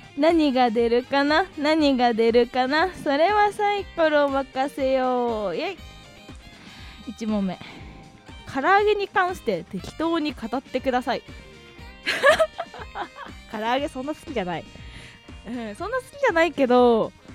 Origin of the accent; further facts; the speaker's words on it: Hokkaido, Japan; moved away; あの北海道出身なんですよね